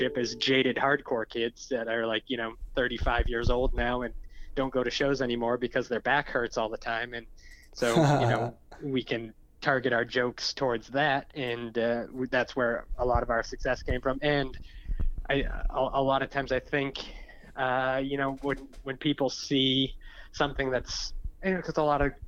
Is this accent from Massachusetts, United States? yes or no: yes; Massachusetts, United States; I'm from Massachusetts